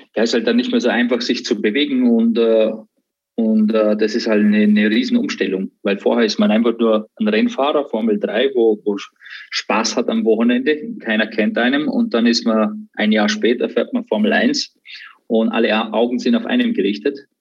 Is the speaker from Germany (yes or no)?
no; Austria; zu Hause in Österreich, in der Umgebung, wo ich, äh, wo ich aufgewachsen bin